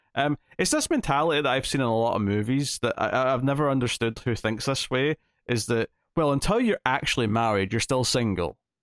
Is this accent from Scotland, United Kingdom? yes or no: yes; Scotland, United Kingdom; I'm Scottish, I'm not English